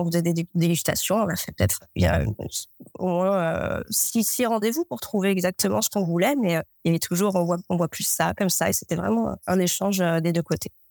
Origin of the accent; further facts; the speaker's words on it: Ajaccio, Corsica, France; je suis ajaxienne, euh, je suis corse. Donc avec un euh, grand jardin, on avait une agrumeraie, un potager euh, et le maquis juste à côté.